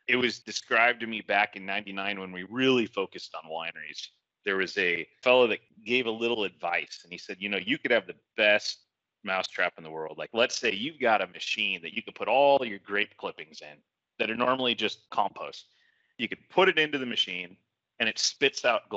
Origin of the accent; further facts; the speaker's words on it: Napa, California, United States; I was born and raised in Napa.